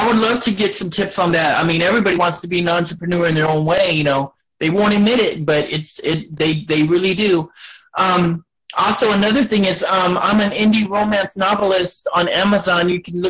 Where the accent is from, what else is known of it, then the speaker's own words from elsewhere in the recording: Beeville, Texas, United States; I was born here. I was born here in South Texas and in Beeville, Texas. And it's my home little, you know, my home little town.